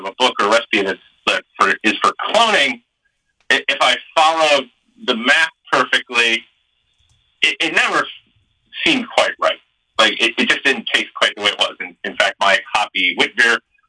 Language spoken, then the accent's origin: English; Michigan, United States; I'm from Michigan